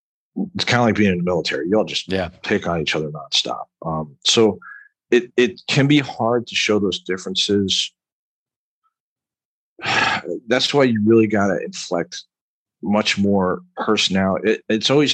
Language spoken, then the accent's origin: English; New York, United States; Well, when I joined the military, I used to talk like this, all right, because I'm originally from Long Island, right?